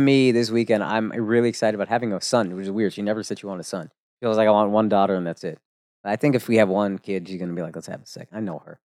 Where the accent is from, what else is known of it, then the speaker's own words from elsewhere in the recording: Plano, Texas, United States; also born or lived in Frisco, Texas; I grew up in Plano, then I moved to Frisco.